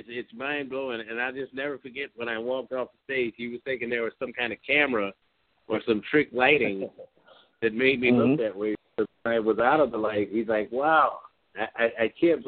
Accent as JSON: {"language": "English", "region": "Midwest", "country": "United States", "said": "I'm from the Midwest"}